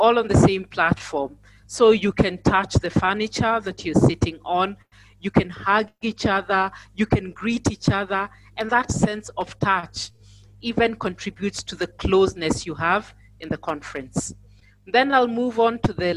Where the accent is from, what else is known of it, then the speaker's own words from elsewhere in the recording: Nairobi, Kenya; I am from Nairobi, Kenya